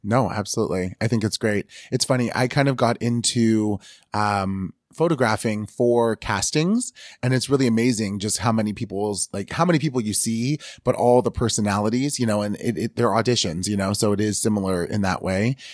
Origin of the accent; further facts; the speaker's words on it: Northern California, United States; growing up in Northern California